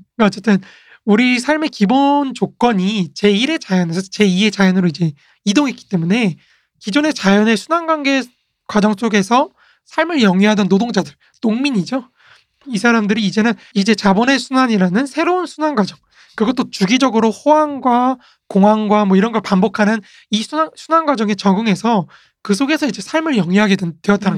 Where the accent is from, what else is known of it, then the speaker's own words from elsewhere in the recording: South Korea; 우리 한국인이잖아요.